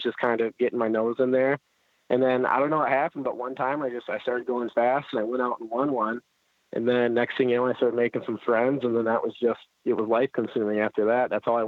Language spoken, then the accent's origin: English; Holly, Michigan, United States; Well, I'm basically right between Flint and Detroit, so pretty much the greatest place on earth.